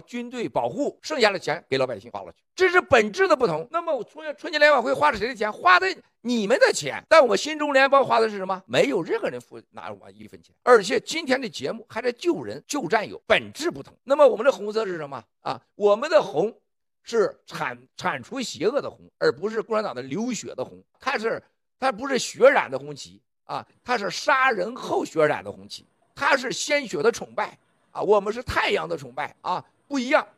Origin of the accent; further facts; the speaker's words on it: China; 我们中国人每个人都要懂一个道理